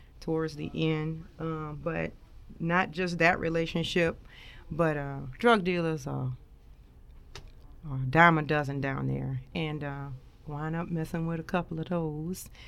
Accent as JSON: {"language": "English", "town": "New Orleans", "region": "Louisiana", "country": "United States", "tie": "born or raised there", "moved": "yes", "lives_now": "Dover, United States", "said": "I grew up in New Orleans, Louisiana, kind of born Charity Hospital, if anybody know what that is, out there in New Orleans, they know."}